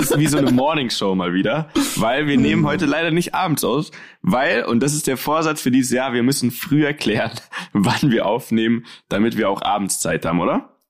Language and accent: German; Munich, Bavaria, Germany; bei uns in München